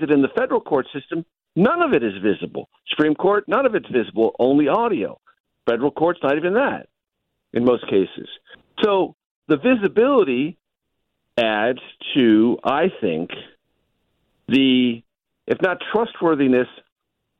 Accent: San Diego, California, United States; coming back from D.C. to my hometown

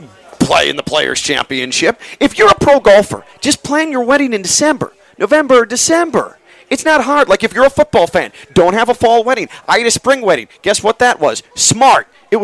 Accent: Chicago, Illinois, United States; Me, youngster, growing up in the Chicago area

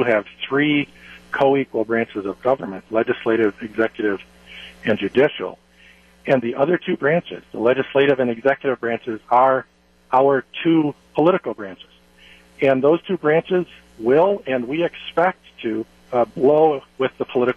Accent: Sauk County, Wisconsin, United States; I grew up in Baird. Baird was my hometown, and it's been a real privilege to serve my hometown of Baird and the surrounding area in Sauk County

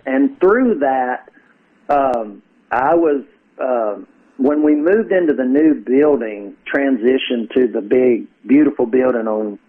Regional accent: Kentucky, United States; moved away; I grew up in Kentucky.

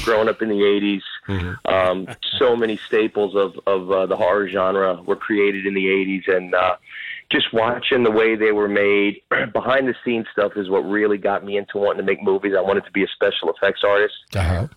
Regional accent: Jersey City, New Jersey, United States; also born or lived in Bloomfield, New Jersey; I was born and raised in Jersey City

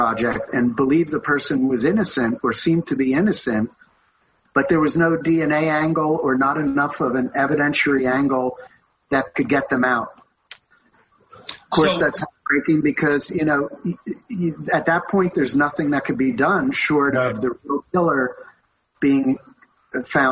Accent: West Orange, New Jersey, United States; West Orange, where I grew up, was a suburb of Newark.

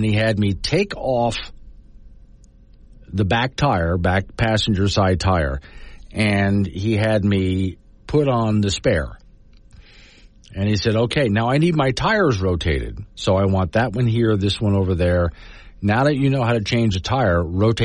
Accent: Florida, United States; now in Wyoming, United States; where I grew up in Florida

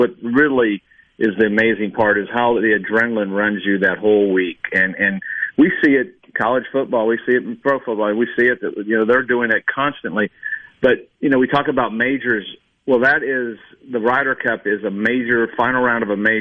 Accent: Indiana, United States; I grew up in Indiana

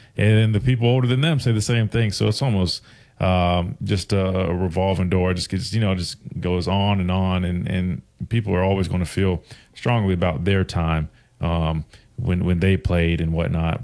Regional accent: Columbia, South Carolina, United States; I grew up in Columbia, South Carolina, right outside the University of South Carolina

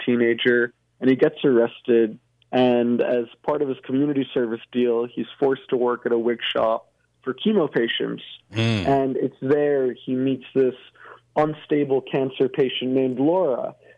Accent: New York City, New York, United States; I was born in New York City, born and bred

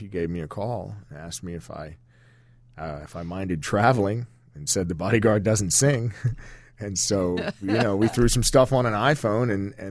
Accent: Virginia, United States; also born or lived in Washington, D.C.; I was born in Washington, D.C., but my mother and father were living in a little stone house in Northern Virginia on the side of a mountain

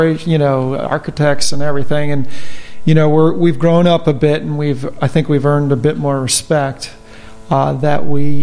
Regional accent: Sparkill, New York, United States; I grew up in Spark Hill, New York, right across the street from a cemetery

